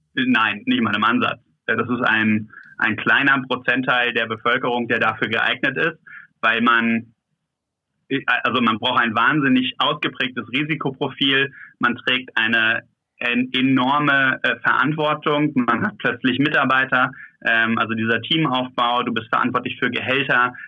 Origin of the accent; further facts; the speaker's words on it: Germany; hier bei uns in Deutschland